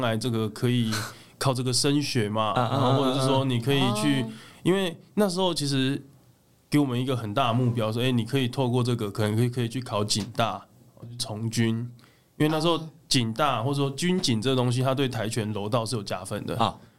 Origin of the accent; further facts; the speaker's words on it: southern Taiwan, Taiwan; 我们算是南部的，我是台湾人嘛